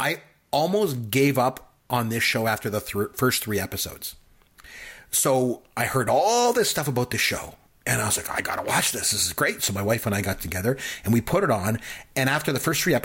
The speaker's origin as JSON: {"language": "English", "country": "Canada", "said": "I'm from Canada"}